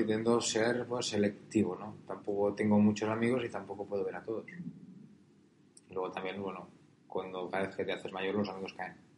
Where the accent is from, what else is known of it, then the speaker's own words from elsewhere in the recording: Pollença, Balearic Islands, Spain; moved away; abrir mi restaurante con Neus en mi pueblo, en Pollensa